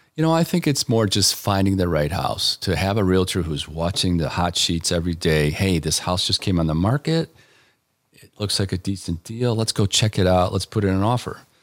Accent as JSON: {"language": "English", "town": "Elmhurst", "region": "Illinois", "country": "United States", "tie": "born or raised there", "also_born_or_lived": "Washington, D.C. / Chicago", "lives_now": "Aurora, United States", "said": "Grew up in Elmhurst"}